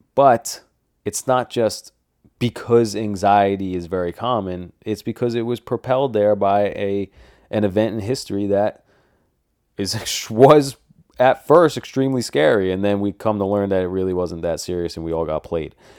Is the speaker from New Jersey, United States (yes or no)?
yes; New Jersey, United States; I'm from New Jersey, too